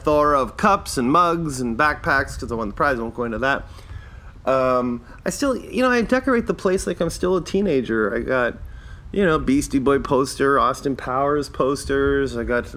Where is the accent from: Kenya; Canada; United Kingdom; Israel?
Canada; I'm not Irish, I'm Canadian, but I like to say I'm Irish because my parents are Irish